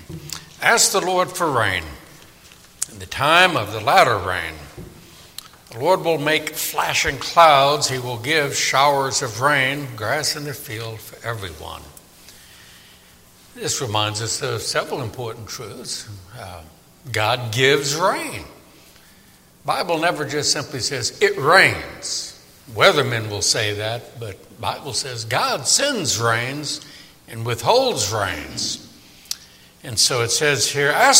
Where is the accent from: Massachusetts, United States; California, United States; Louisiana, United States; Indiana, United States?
Louisiana, United States; New Orleans; moved away; I grew up in New Orleans, and boy, does it rain a lot there